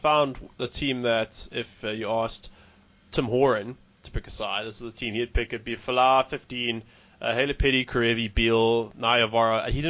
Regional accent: South Africa; I'm a bit biased for being a South African.

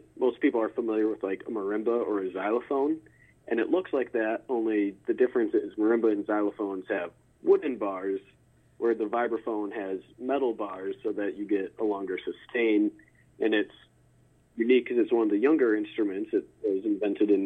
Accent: Crystal Lake, Illinois, United States; moved away; also born or lived in Ohio; I grew up in Crystal Lake, which is one of the northwest suburbs of Chicago

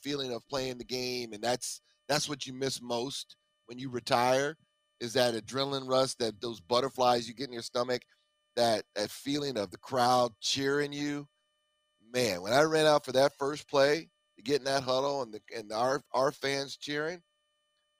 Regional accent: Tucson, Arizona, United States; I'm a kid from Tucson, Arizona

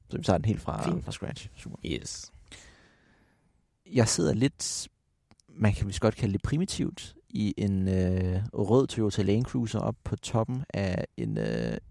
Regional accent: Nuuk, Greenland; og jeg er født og opvokset i hovedstaden Nuuk i Grønland.

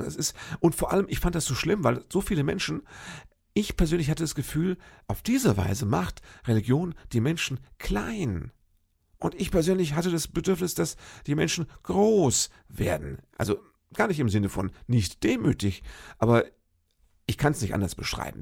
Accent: Fürth, Hesse, Germany; moved away as an adult; Fürth im Odenwald. Das ist ja sowas wie meine Heimat. Da habe ich äh, lange gelebt. Ich glaube, so zwischen meinem, lass mich nicht lügen, zwischen meinem achten und 25.

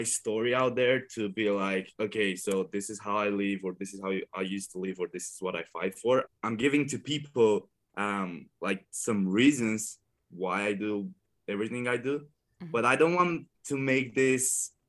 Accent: Romania; English is a second language; I'm coming from Romania, from a poor village, and I grew up really happy.

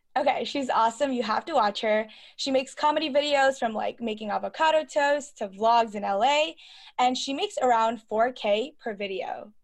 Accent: New York City, New York, United States; also born or lived in Hong Kong; I was born in Hong Kong, and I was raised in Brooklyn, New York

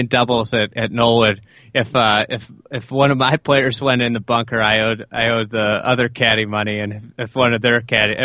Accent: Lake Bluff, Illinois, United States; I grew up in Lake Bluff

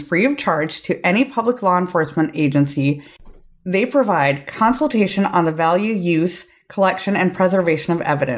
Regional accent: Minnesota, United States; accent: Minnesotan; I'm from Minnesota.

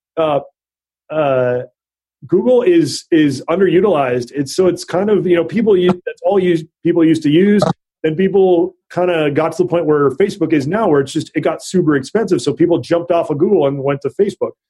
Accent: Hawaii, United States; moved away as an adult; also born or lived in North Dakota; now in Northern California, United States; I grew up in Hawaii. and went to college in North Dakota

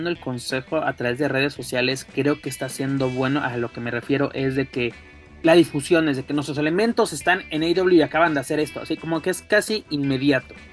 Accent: Mexico; De que este, pues somos los mexicanos y pues qué onda, ¿no?

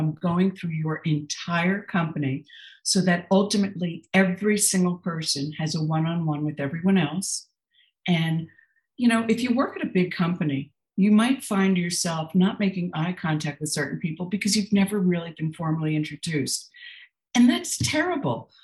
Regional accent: New Jersey, United States; I grew up in New Jersey in an abusive household.

